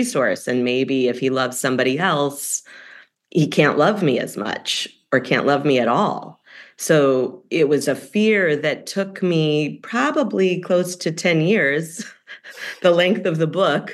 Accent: Evanston, Illinois, United States; moved away; My hometown paper in Evanston, Illinois

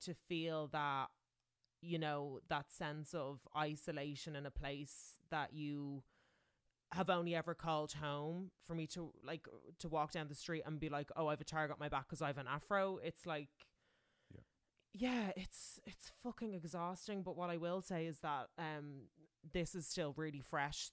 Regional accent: Ireland; moved away

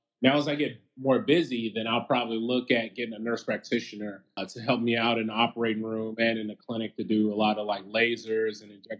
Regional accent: Huntsville, Alabama, United States; Huntsville, Alabama.

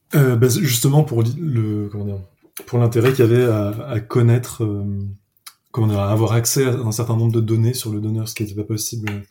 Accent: Paris, Île-de-France, France; moved away as an adult; now in Lyon, France; j'ai grandi à Paris

